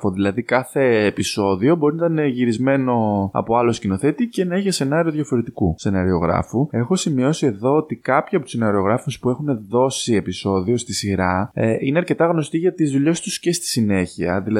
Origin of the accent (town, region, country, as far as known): Kato Achaia, Western Greece, Greece